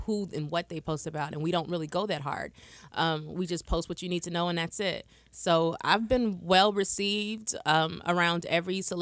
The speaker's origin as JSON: {"language": "English", "town": "Austin", "region": "Texas", "country": "United States", "said": "I'm from Austin, Texas."}